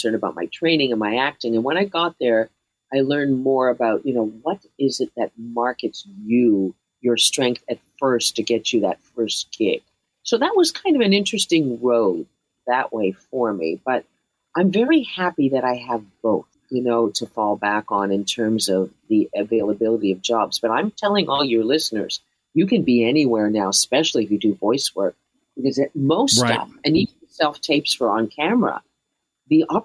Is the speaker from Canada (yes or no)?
yes; Canada; moved away